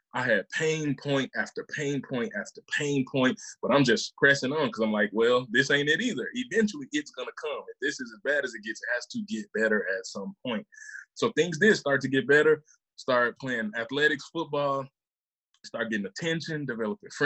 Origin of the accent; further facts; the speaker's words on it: Mississippi, United States; also born or lived in Memphis, Tennessee; born in Memphis, raised in Mississippi